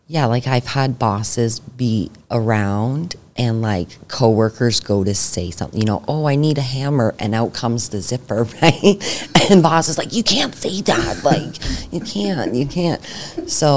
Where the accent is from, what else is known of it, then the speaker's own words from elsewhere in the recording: Niagara, Ontario, Canada; growing up in Niagara, I've, like, earned myself a decent reputation in the roofing industry.